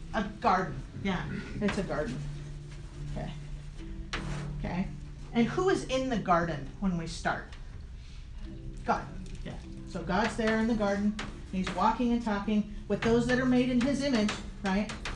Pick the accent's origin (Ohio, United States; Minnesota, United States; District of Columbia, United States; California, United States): California, United States; San Diego; I'm from San Diego